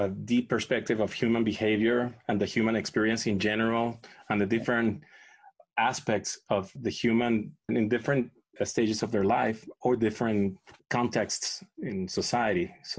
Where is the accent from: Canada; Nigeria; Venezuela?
Venezuela; English is a second language; moved away as an adult; now in United States; I'm an immigrant. I was born and raised in Venezuela. I came here when I was 22. But I'm an American citizen. I'm a citizen of the United States of America.